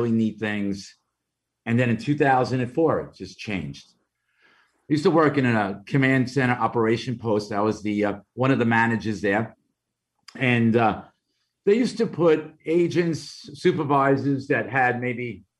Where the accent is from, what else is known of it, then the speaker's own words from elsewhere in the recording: New York City, New York, United States; accent: Brooklyn; my Brooklyn accent